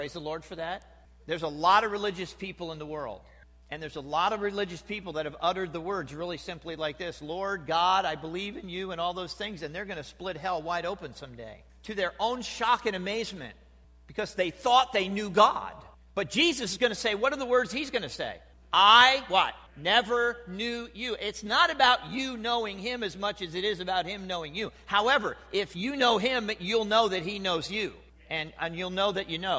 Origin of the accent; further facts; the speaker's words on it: New Jersey, United States; now in Ohio, United States; I'm from New Jersey.